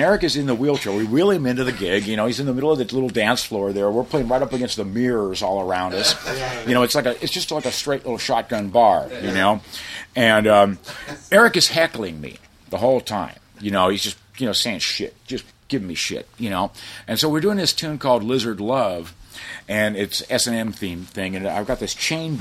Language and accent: English; South Bay, California, United States; We're from the South Bay